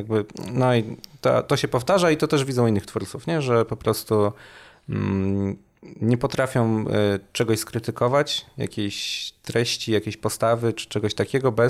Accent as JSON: {"language": "Polish", "town": "Gorzów Wielkopolski", "region": "Lubusz Voivodeship", "country": "Poland", "also_born_or_lived": "Poznań"}